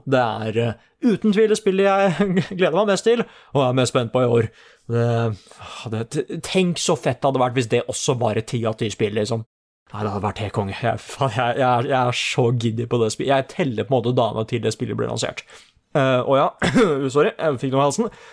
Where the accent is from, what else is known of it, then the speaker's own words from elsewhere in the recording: Oslo, Norway; det er jo der jeg vokste opp